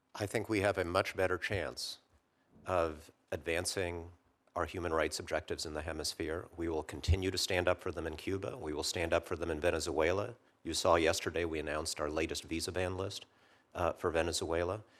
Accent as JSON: {"language": "English", "country": "Poland", "moved": "yes", "lives_now": "United States", "said": "my home country, Poland, in the nineteen eighties"}